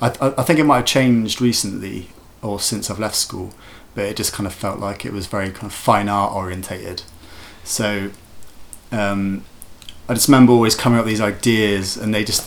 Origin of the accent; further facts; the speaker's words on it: Wiltshire, South West England, United Kingdom; moved away as an adult; also born or lived in Cardiff; I'm originally from Wiltshire, so living in the country